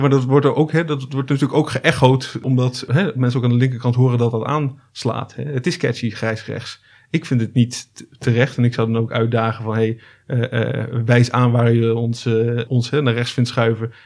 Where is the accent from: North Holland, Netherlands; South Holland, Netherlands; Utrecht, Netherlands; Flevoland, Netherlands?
Flevoland, Netherlands; Almere; ik ben eh, geboren in Almere